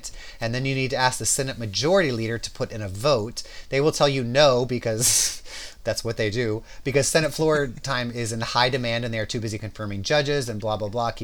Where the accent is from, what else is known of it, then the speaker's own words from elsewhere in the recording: Southern California, United States; I grew up in Southern California